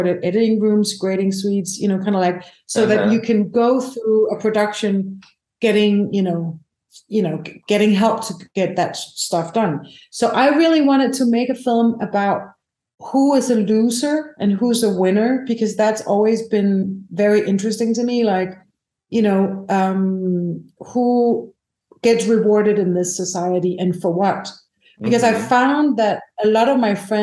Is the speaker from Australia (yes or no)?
no; Denmark; I'm from Europe. We have national funding. So you can get funded nationally. We have something called the Danish Film Institute